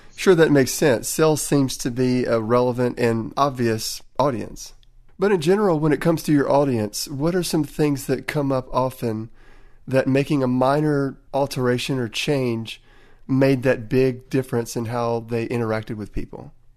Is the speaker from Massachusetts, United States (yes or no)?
no; Tennessee, United States; accent: Tennessee; my Tennessee accent